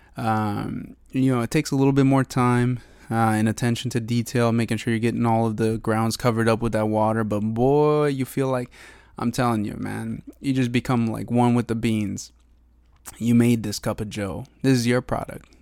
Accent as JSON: {"language": "English", "region": "eastern Washington", "country": "United States", "tie": "born or raised there", "moved": "yes", "lives_now": "Seattle, United States", "said": "back home in eastern Washington, uh, to my hometown"}